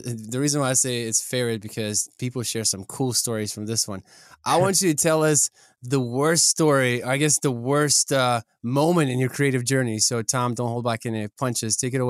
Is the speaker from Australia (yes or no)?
no; Kyiv, Ukraine; now in United States; I come from Eastern Bloc, you know, from Kiev, Ukraine. That was like a huge game. Then I moved to the United States.